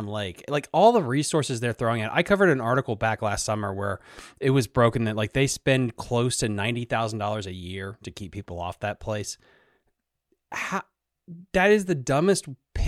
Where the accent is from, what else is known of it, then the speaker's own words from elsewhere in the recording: Sleeter Lake, Virginia, United States; I grew up on Sleeters, and before Sleeters got completely bought out by a development